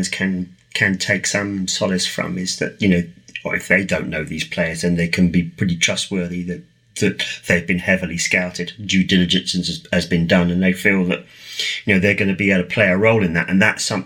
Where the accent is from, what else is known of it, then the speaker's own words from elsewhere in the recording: England, United Kingdom; as an Englishman